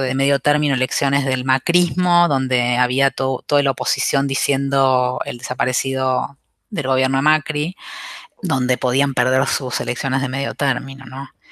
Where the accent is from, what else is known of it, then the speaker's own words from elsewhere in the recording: Avellaneda, Buenos Aires Province, Argentina; yo vivía en Avellaneda, yo soy de Avellaneda en realidad